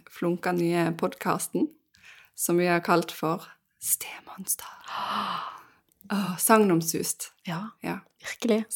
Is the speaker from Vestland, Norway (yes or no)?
yes; Bergen, Vestland, Norway; Uh, jeg er fra Bergen. Mm. Høres ikke alltid sånn ut.